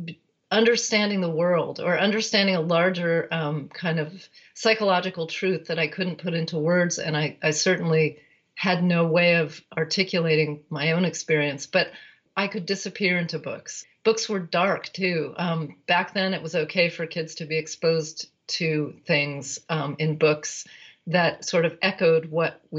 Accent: Berkeley, California, United States; I was born in 1962 in Berkeley, California

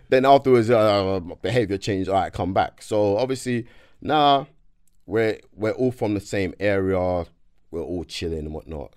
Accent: London, United Kingdom; also born or lived in Nigeria; I was born in South, raised in South

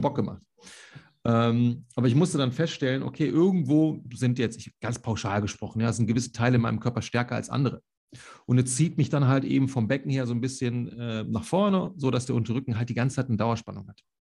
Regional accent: Solingen, North Rhine-Westphalia, Germany; ich komme ja aus Solingen, das Bergische Land

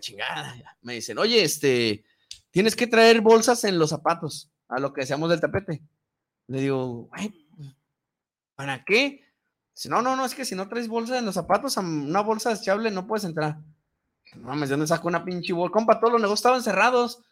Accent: Mexico; como mexicanos

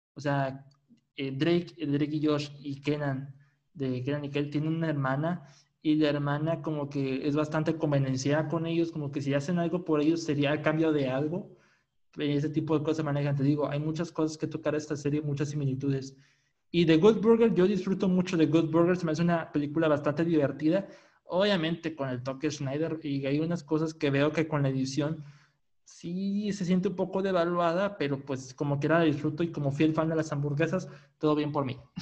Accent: Monterrey, Nuevo León, Mexico; de donde soy, de Monterrey, Nuevo León, aquí en México

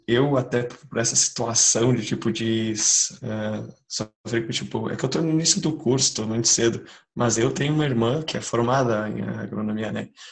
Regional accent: Canguçu, Rio Grande do Sul, Brazil; sou do interior de Canguçu

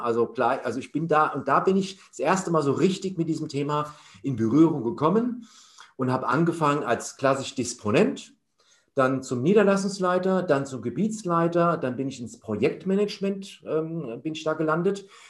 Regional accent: Hesse, Germany; also born or lived in Leipzig; ich komme ursprünglich aus Hessen

